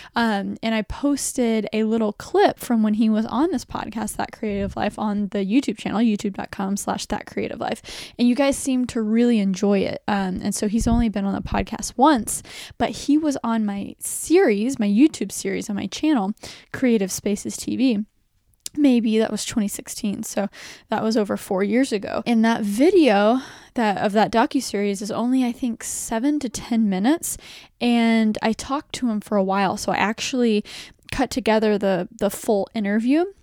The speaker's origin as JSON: {"language": "English", "region": "Texas", "country": "United States", "said": "I'm from Texas"}